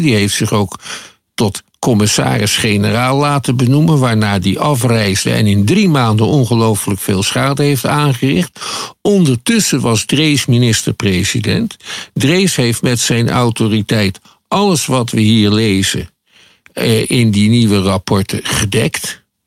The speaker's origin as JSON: {"language": "Dutch", "country": "Netherlands", "said": "wij als Nederlanders"}